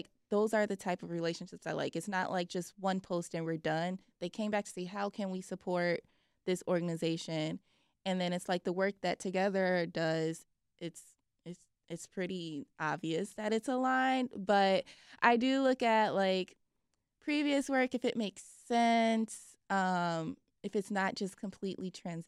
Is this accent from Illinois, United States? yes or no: yes; Chicago, Illinois, United States; Like, I never thought that League of Their Own would be partnering with someone like Don C because as like a Chicagoan